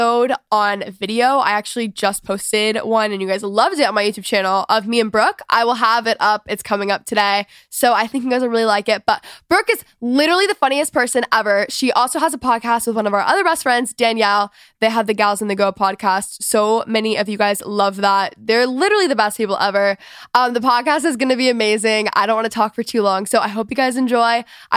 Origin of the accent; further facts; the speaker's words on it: Texas, United States; moved away; I am officially a Texan again. I've always been a Texan